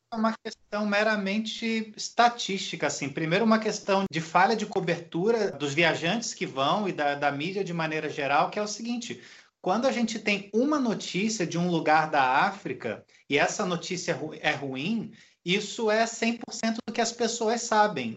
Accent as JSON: {"language": "Portuguese", "region": "Rio de Janeiro", "country": "Brazil", "moved": "as an adult", "said": "como carioca"}